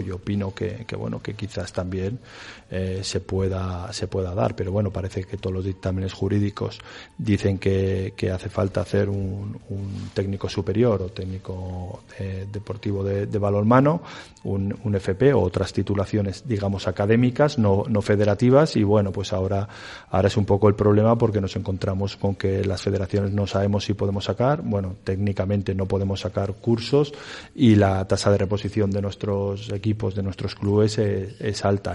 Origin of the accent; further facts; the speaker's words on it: Villava, Navarre, Spain; now in Valladolid, Spain; yo soy navarro de, de Villaba